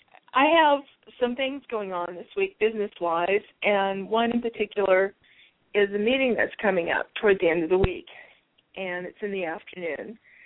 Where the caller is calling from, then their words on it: Green Valley, Arizona, United States; I'm calling from Arizona.